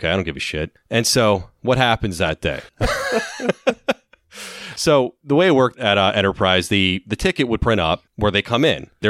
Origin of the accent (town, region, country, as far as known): Washington, District of Columbia, United States